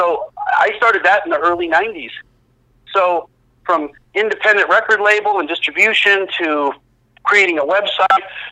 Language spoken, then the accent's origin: English; Oshkosh, Wisconsin, United States; my hometown of Oshkosh, Wisconsin